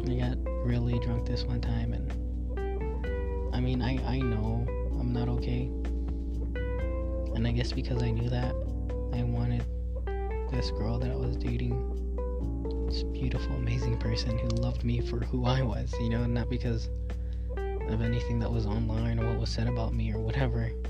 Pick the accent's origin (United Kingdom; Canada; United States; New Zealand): United States; North Carolina; growing up in North Carolina, I mean, I've never met one person there that wasn't racist towards Mexicans.